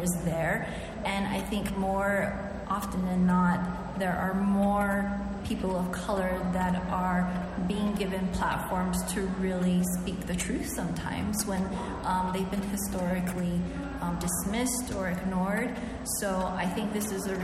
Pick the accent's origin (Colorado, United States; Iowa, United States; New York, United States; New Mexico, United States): New Mexico, United States; Pueblo of Acoma; I'm from the Pueblo of Acoma